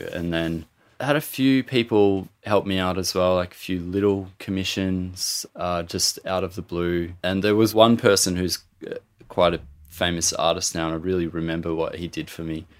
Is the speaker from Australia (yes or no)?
yes; Gippsland, Victoria, Australia; I'm Aboriginal, I'm from Gippsland, Gunai and Monero